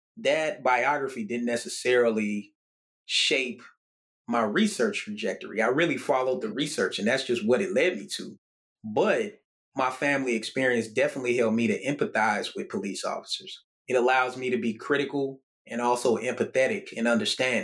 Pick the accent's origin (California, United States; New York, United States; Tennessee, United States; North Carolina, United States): Tennessee, United States; Murfreesboro; my hometown in Murfreesboro, Tennessee